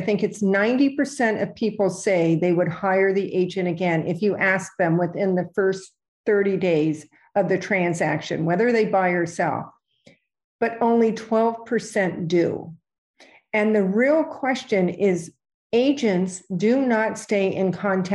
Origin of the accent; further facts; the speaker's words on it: California, United States; moved away as an adult; now in New York, United States; when I came to New York, I was from California